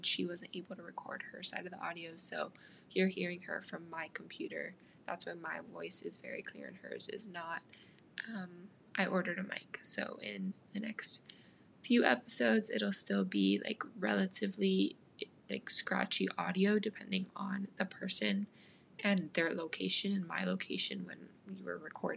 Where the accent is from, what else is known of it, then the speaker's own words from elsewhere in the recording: Miami, Florida, United States; now in Knoxville, United States; I'm from Miami, but I currently live in Knoxville